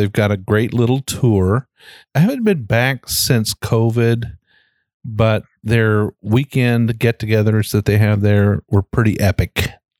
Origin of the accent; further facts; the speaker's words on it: Shelby County, Kentucky, United States; And we're from Shelby County, Kentucky.